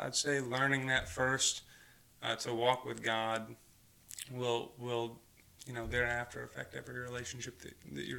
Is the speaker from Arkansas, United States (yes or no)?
yes; Mountain View, Arkansas, United States; I grew up in Mountain View, Arkansas, not too far from here